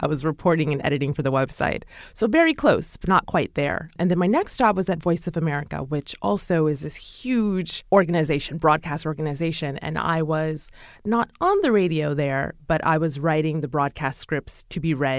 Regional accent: Chicago, Illinois, United States; And I'm from Chicago, born and raised in Chicago.

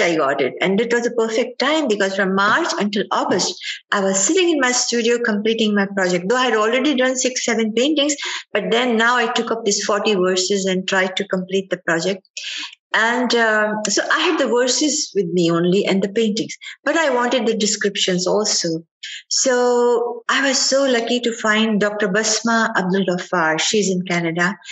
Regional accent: Ajmer, Rajasthan, India; now in United States; I was growing up in Ajmer, Ajmer is a city in Rajasthan

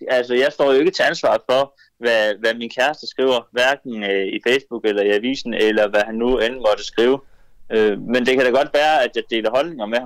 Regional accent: Denmark; jeg tænker lidt, at, at vi har ytringsfriheden hjemme i Danmark.

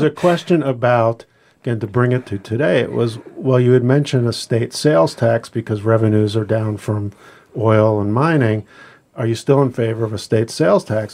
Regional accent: Pennsylvania, United States; now in Alaska, United States; growing up in Pennsylvania

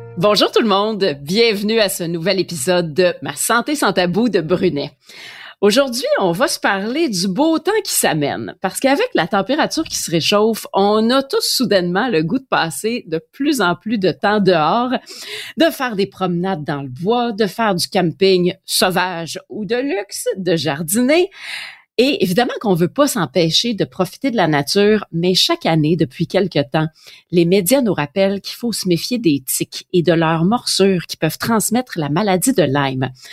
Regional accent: Quebec, Canada; chez nous au Québec

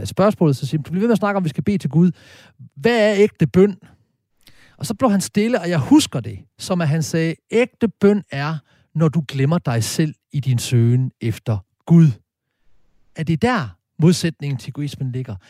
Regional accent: Horsens, Central Denmark Region, Denmark; i Klosterkirken i Horsens, der hvor jeg stammer fra

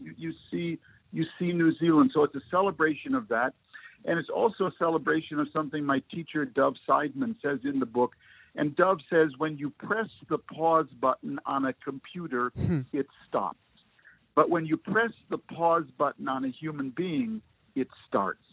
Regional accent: Minnesota, United States; moved away as an adult; also born or lived in Beirut / Israel; the Minnesota boy

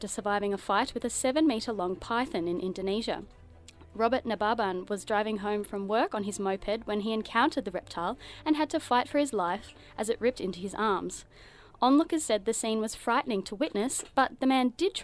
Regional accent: Bendigo, Victoria, Australia; I'm from Bendigo

